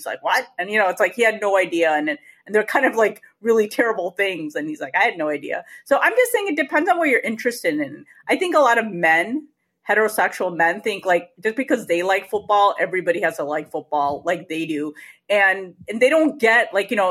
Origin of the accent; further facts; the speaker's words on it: Chicago, Illinois, United States; I grew up in the Chicago area.